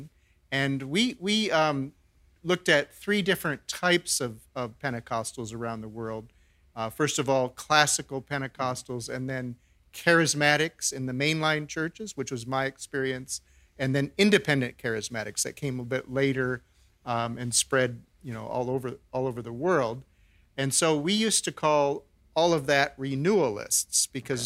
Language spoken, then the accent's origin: English; Minneapolis, Minnesota, United States; I grew up in Minneapolis, Minnesota